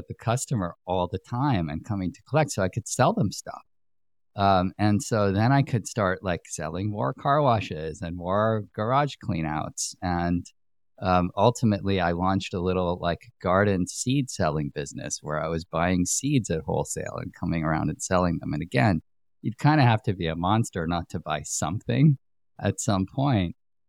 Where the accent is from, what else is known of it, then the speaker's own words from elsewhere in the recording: Greenwich, Connecticut, United States; I grew up in Connecticut, in Greenwich, Connecticut.